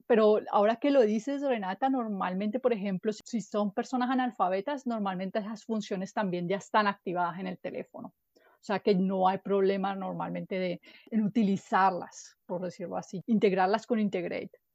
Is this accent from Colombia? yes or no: yes; Colombia; moved away as an adult; now in Germany; yo vengo de Colombia, pero ya vivo en Alemania hace ocho años